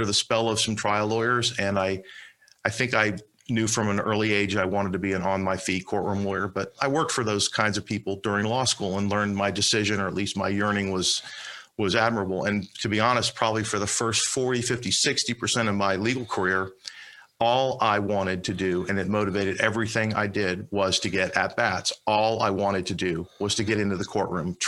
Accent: Miami, Florida, United States; moved away as an adult; also born or lived in Palm Beach County, Florida / Washington, D.C.; I'm from Miami. I was born on Miami Beach, but grew up in Miami

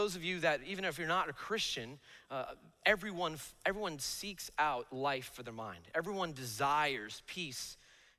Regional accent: Bloomfield, New Jersey, United States; I grew up in Bloomfield, New Jersey

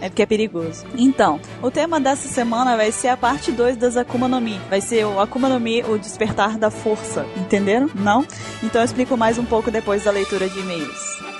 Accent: Espírito Santo, Brazil; sou de Guarapari, Espírito Santo

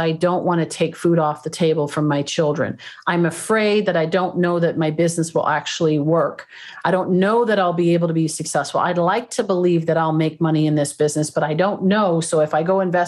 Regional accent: Canada; moved away as an adult; also born or lived in Toronto; now in California, United States; I used to do these when I was in Toronto. I'm originally from Canada. I live down here now, but in California.

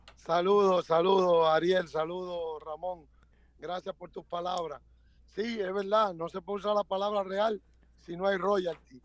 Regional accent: Santo Domingo, Distrito Nacional, Dominican Republic; also born or lived in Cibao; yo soy nacido en República Dominicana, en la ciudad de Santo Domingo, en un pueblo del Cibao, pero realmente me crié en la capital, en Santo Domingo

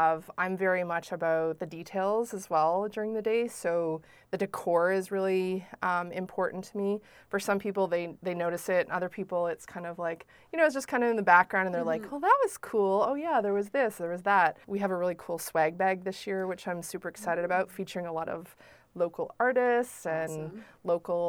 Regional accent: Prince Edward Island, Canada; we're all from Prince Edward Island

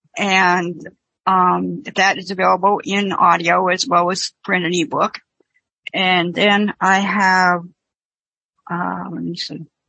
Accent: Manchester, New Hampshire, United States; moved away as an adult; now in Virginia, United States; I am originally from Manchester, New Hampshire

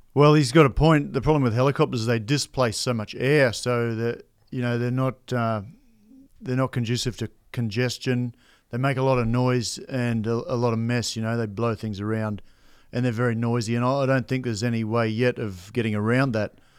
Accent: Australia; I grew up in Outback, Australia

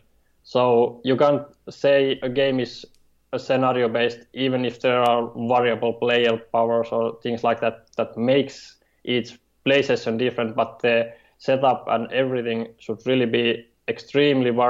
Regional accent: Finland; I'm from Finland, and right now I'm living in Pori, which is on the western coast

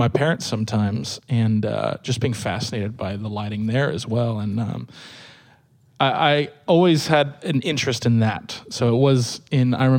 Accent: Sacramento, California, United States; I grew up in the Sacramento area of California

